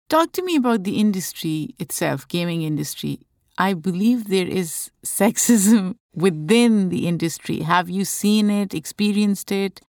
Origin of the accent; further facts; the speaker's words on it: Pakistan; moved away; Growing up in Pakistan, As a child